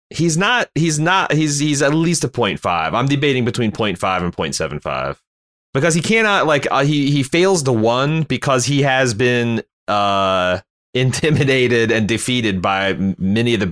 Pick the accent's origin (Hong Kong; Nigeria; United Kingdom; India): Hong Kong; born there; since I was born in Hong Kong. Yeah, yeah, nineteen seventy.